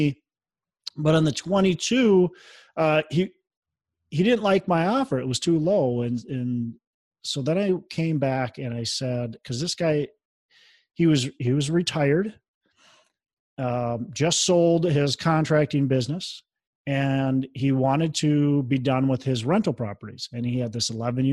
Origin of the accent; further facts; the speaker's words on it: Minnesota, United States; I'm from Minnesota.